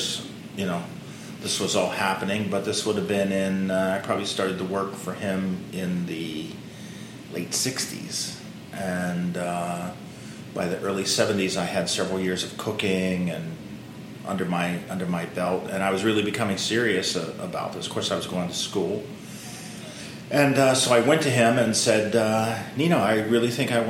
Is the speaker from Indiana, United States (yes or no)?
no; Pittsburgh, Pennsylvania, United States; moved away; I'm from Pittsburgh, Pennsylvania. That's my hometown.